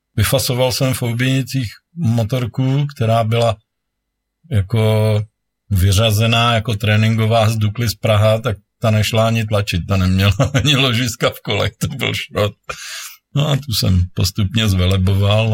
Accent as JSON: {"language": "Czech", "town": "Příbram", "region": "Central Bohemian Region", "country": "Czechia", "said": "Já jsem z Příbramy"}